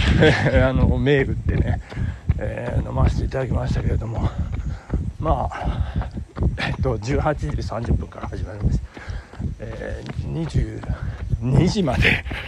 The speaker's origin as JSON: {"language": "Japanese", "country": "Japan", "tie": "born or raised there", "said": "私の地元は旭地区"}